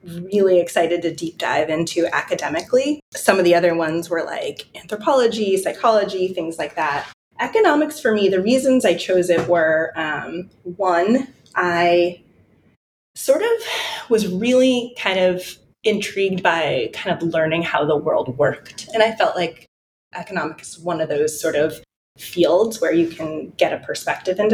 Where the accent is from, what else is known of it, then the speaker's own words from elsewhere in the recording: Detroit, Michigan, United States; I was born in Detroit, Michigan